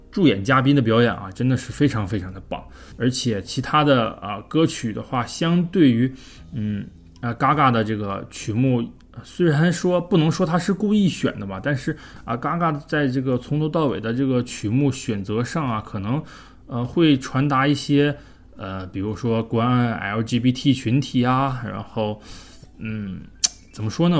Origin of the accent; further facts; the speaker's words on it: China; 我是中国人